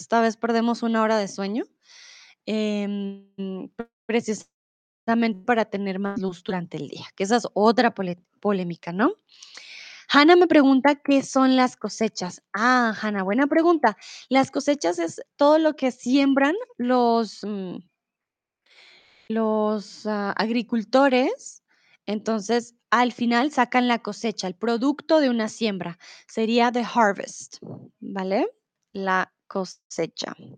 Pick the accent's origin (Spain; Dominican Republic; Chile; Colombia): Colombia; now in Germany; soy de Colombia, vivo comúnmente en Alemania, pero ahora estoy en el lindo y soleado México.